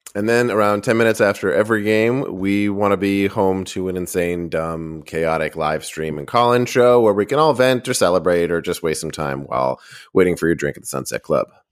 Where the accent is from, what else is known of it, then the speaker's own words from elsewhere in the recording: Boston, Massachusetts, United States; I grew up in Boston